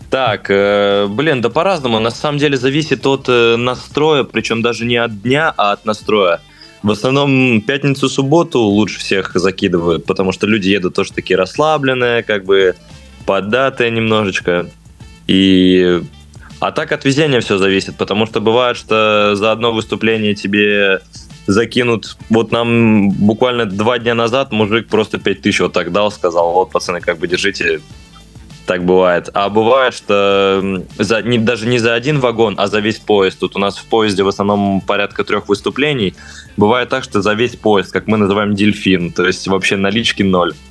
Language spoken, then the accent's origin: Russian; Ivanovo, Ivanovo Oblast, Russia; now in Moscow, Russia; я сам, сам из города Невест.